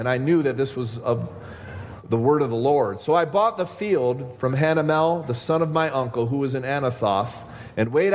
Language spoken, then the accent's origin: English; Rochester, New York, United States; I grew up in Rochester, New York